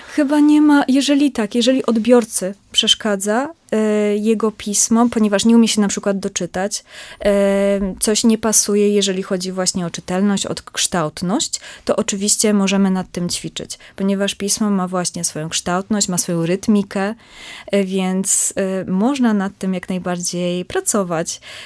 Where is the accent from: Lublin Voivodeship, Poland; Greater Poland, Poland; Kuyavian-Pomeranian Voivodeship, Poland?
Greater Poland, Poland; southern; ja pochodzę z bardzo małej miejscowości mhm. w południowej Wielkopolsce, w związku z tym mam bliżej do Wrocławia niż do Poznania